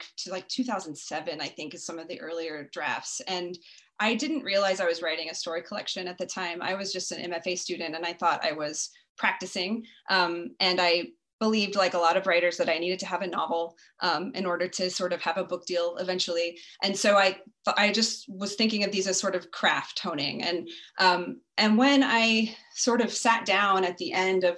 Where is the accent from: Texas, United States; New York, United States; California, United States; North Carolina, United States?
Texas, United States; Lubbock; also born or lived in Turkey, Texas; I was born in Lubbock, Texas, and I grew up an only child, although I ended up having six step siblings later. But as a child, I was only child in a rural area